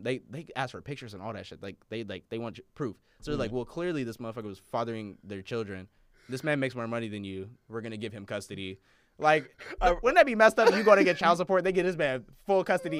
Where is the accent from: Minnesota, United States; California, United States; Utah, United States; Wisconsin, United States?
Minnesota, United States; Minneapolis; Growing up in Minneapolis, knowing so many Somali people, I know so many people that have more than seven siblings.